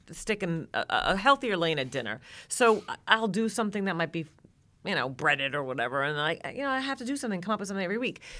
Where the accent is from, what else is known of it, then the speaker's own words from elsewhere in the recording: New York, United States; now in Georgia, United States; I'm originally from New York and I live in Georgia now.